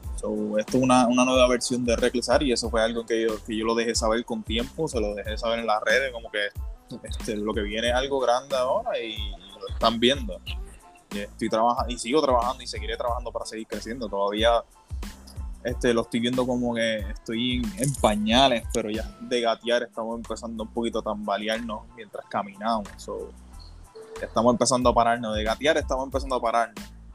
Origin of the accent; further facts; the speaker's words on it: Isabela, Puerto Rico; soy de allá, soy de Isabela